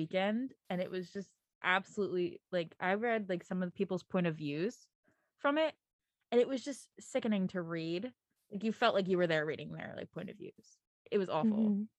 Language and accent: English; Philadelphia area, Pennsylvania, United States; I am from the Philly area.